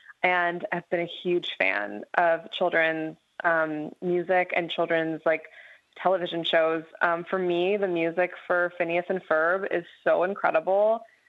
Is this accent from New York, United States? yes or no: yes; New York City, New York, United States; I grew up in the musical theater, actually. I grew up in New York City, and I grew up doing a lot of theater, a lot of theatrical kind of music.